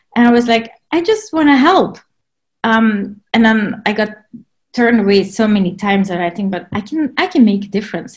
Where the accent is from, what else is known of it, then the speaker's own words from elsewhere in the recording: Belgium; moved away as an adult; also born or lived in Grand Cayman; now in West Sussex, United Kingdom; I am from Belgium. So that's where I was born and raised